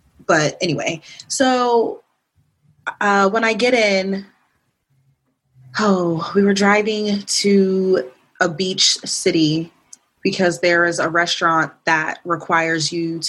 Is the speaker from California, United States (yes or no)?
no; Dallas, Texas, United States; moved away; Dallas. You know, my hometown, my roots. Those are my people.